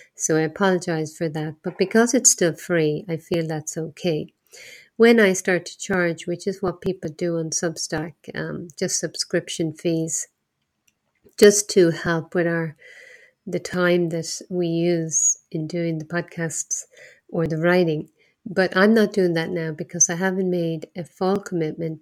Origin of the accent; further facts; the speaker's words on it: Ireland; moved away; also born or lived in Asia; I'm from Ireland, not far from here